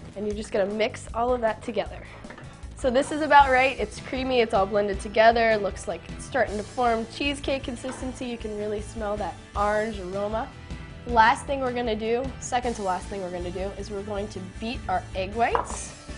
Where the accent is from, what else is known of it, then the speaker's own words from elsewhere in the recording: the South, United States; I was growing up in the South